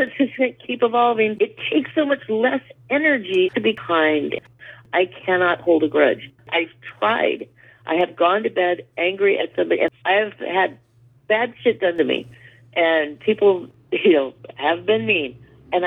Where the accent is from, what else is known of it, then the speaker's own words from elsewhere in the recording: Berkeley, California, United States; I grew up in Berkeley, so I grew up next to a fraternity